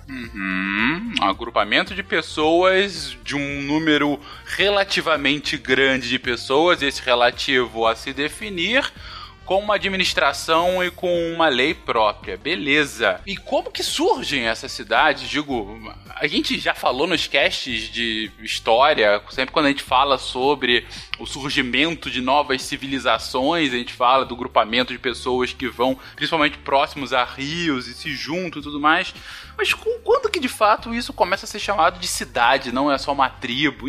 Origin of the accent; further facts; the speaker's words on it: Rio de Janeiro, Brazil; No, no estado do Rio de Janeiro, onde eu cresci minha vida toda